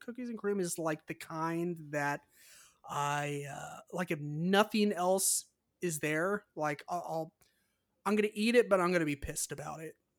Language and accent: English; California, United States; I'm from California